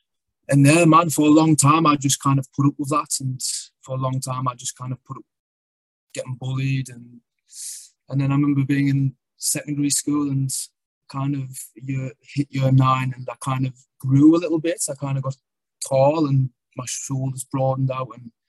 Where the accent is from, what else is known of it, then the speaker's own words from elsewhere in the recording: the north of England, United Kingdom; also born or lived in London; I was born in London. My mother was from London. My dad was from the north of England.